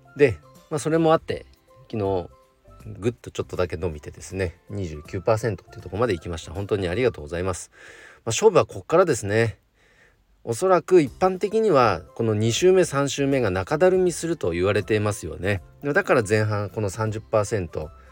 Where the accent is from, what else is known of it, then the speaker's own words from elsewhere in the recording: Nagano, Japan; 地元長野県の